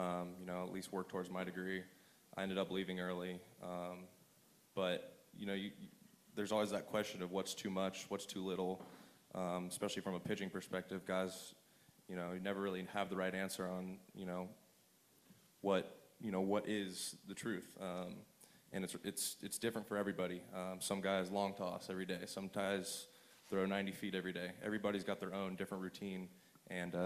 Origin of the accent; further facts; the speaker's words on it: Southern California, United States; as a kid from Southern California